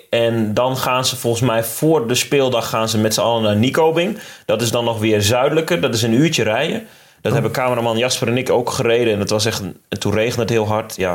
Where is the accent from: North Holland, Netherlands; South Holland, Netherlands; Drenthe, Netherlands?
Drenthe, Netherlands; Ik kom dus uit Drenthe trouwens.